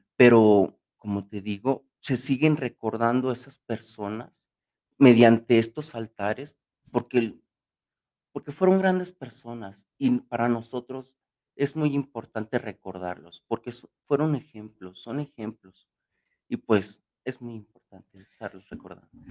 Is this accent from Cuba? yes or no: no; Mexico; para nosotros los mexicanos, yo como mexicano